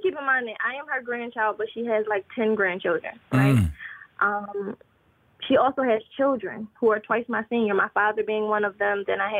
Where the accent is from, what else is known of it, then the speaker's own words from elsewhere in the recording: Philadelphia, Pennsylvania, United States; So I'm in Pennsylvania. I'm originally from Philadelphia, and I just moved like to upstate Pennsylvania.